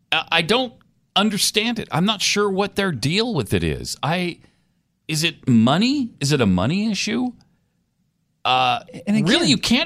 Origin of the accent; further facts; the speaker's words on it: Montana, United States; moved away; I grew up in Montana